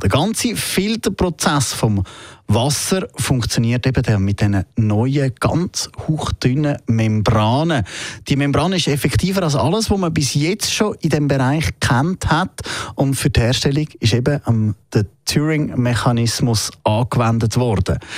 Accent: Switzerland; bei uns in der Schweiz

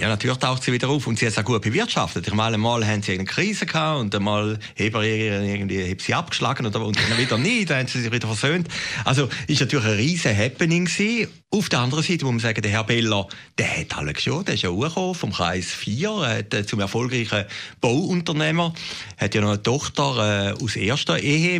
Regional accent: Switzerland; als Schweizer

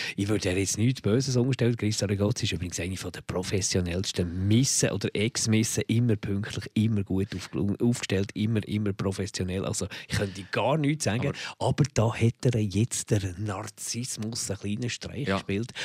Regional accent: Bern, Switzerland; moved away; am Bahnhöhenweg, wo ich aufgewachsen bin

